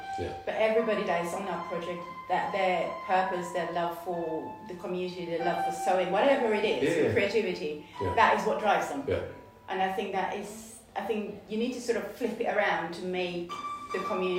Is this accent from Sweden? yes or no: yes; Sweden; now in Chippenham, United Kingdom; I grew up in Sweden.